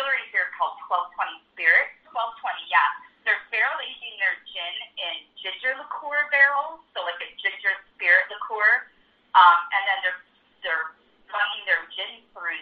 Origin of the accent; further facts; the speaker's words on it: Minnesota, United States; now in St. Louis, United States; my home state of Minnesota